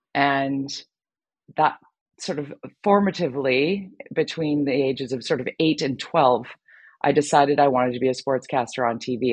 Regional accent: Vancouver, British Columbia, Canada; my hometown here in Vancouver

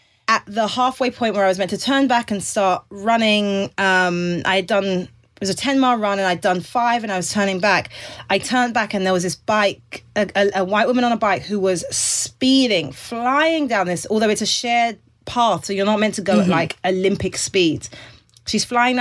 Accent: England, United Kingdom; now in United States; Being English makes me seem more white.

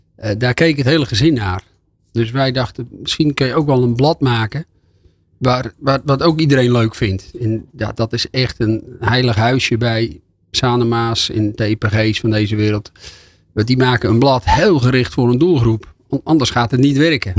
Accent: Volendam, North Holland, Netherlands; Ik kom uit Volendam

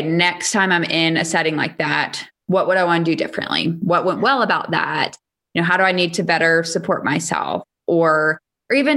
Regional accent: Charleston, South Carolina, United States; moved away; I grew up in Charleston, South Carolina.

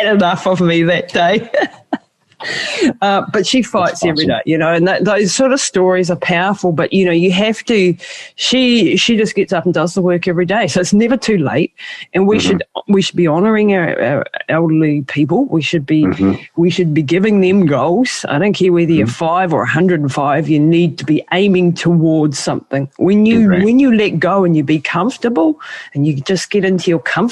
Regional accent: New Zealand; I'm from Maori culture

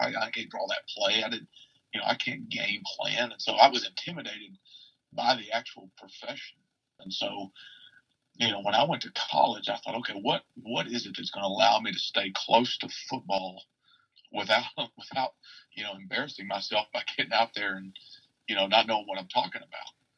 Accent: Murfreesboro, Arkansas, United States; born or raised there

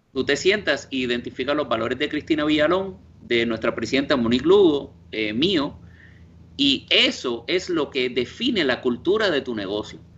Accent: Guaynabo, Puerto Rico; moved away as an adult; also born or lived in Indiana, United States / Italy; now in New York, United States; yo alegue que soy puertorriqueño, que allá me ven cuando te, pues, me miran raro cuando tengo acento

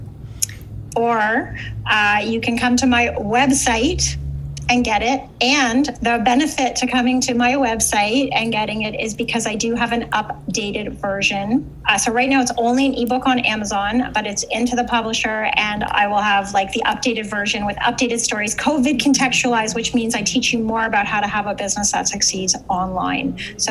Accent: Canada; I'm from Canada.

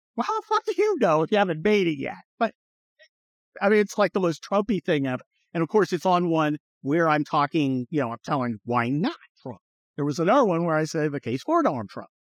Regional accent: California, United States; I'm a Californian

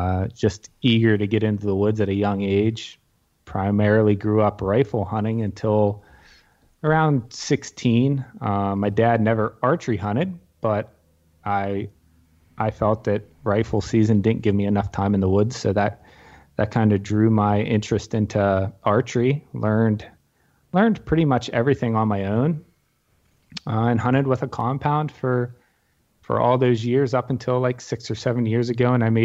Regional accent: Punxsutawney, Pennsylvania, United States; I'm from Western Pennsylvania, specifically Punxsutawney, Pennsylvania. It's the home of the groundhog, unfortunately, but that's what puts us on the map, I guess. Born and raised here, lived here all my life.

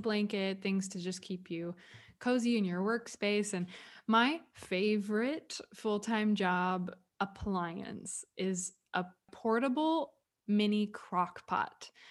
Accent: the South, United States; I grew up in the Walmart universe of the South

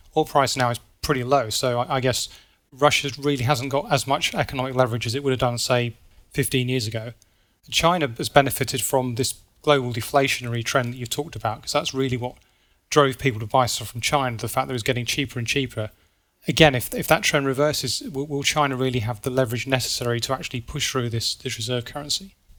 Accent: United Kingdom; So I'm British

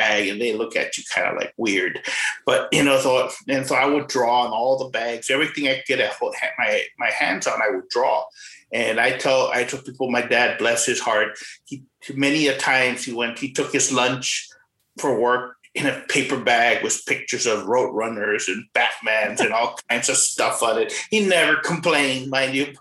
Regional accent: Rio Grande City, Texas, United States; also born or lived in McAllen, Texas / Edinburg, Texas; now in San Antonio, United States; born in McAllen, Texas, and raised in a small town called Rio Grande City. Lived in Edinburgh for a few years before moving up to San Antonio. Been here for like 20 years

